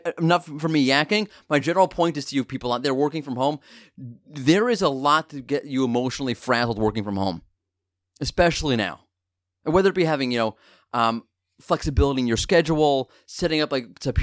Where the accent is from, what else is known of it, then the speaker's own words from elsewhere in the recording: New York, United States; I'm a New Yorker